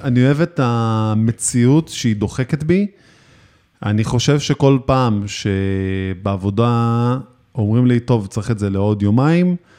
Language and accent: Hebrew; Israel; אצלנו בישראל